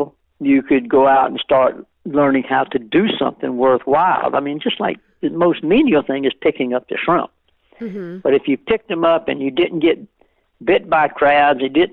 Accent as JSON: {"language": "English", "town": "Beaufort", "region": "South Carolina", "country": "United States", "tie": "born or raised there", "said": "I was raised in Beaufort"}